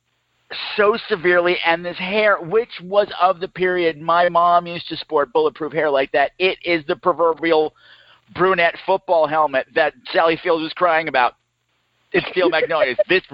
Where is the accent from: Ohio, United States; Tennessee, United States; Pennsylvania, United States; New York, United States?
New York, United States; Long Island; I grew up on Long Island